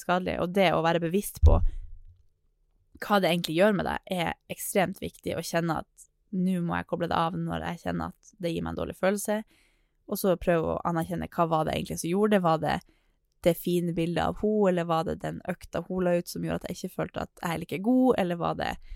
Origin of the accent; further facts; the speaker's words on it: Northern Norway, Norway; accent: Northern Norwegian; jeg er nordlending